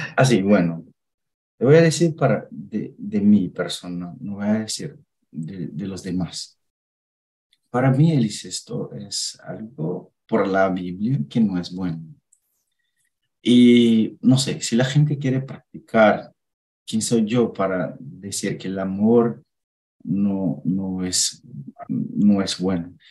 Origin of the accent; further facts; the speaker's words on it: Minas Gerais, Brazil; Spanish is a second language; now in Indaiatuba, Brazil; vivo en Dayatuba, pero soy de Minas